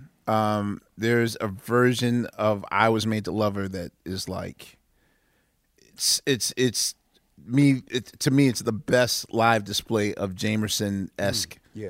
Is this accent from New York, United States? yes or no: no; Philadelphia, Pennsylvania, United States; as a Philadelphian